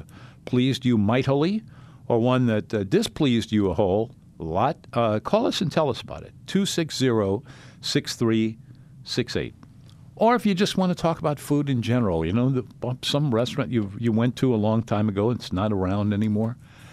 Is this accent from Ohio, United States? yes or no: no; New Orleans, Louisiana, United States; I grew up in the Treme section, and so we were kind of in the middle of all of that, and it all seemed normal to us, and it was.